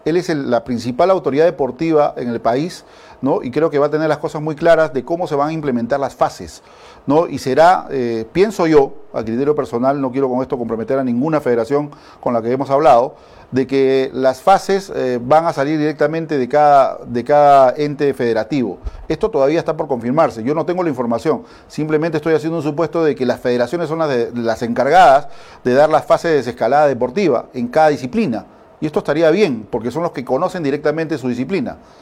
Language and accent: Spanish; Peru